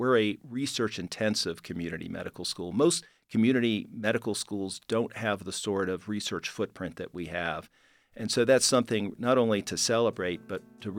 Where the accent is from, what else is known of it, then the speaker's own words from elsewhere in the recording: New York City, New York, United States; Well, I grew up in New York City, and it was an interesting time. It was 60s and 70s. It was a challenging time in New York, but also an incredibly dynamic place to be.